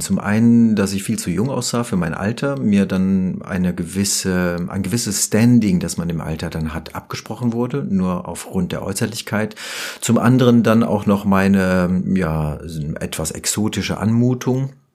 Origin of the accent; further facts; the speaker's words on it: Rüsselsheim, Hesse, Germany; also born or lived in Offenbach; ich bin in Offenbach geboren und ähm, ja, besser noch in Rüsselsheim aufgewachsen